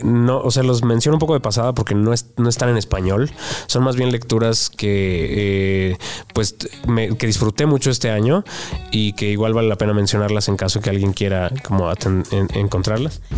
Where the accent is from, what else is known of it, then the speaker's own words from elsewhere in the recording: Mexico; yo como lector mexicano